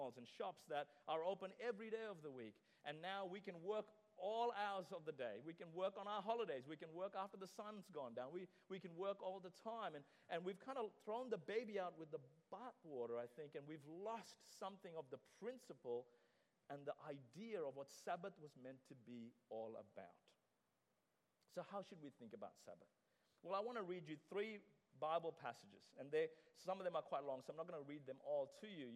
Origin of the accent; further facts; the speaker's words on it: Sri Lanka; I remember growing up in Sri Lanka